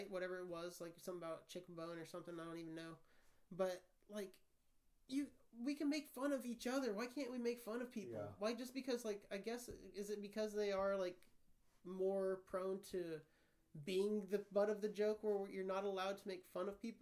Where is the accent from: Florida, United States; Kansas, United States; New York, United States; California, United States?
Kansas, United States; moved away; growing up in Kansas